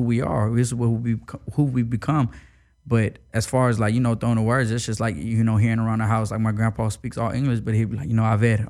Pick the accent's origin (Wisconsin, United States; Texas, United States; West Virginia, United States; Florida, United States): Texas, United States; Houston; growing up in Houston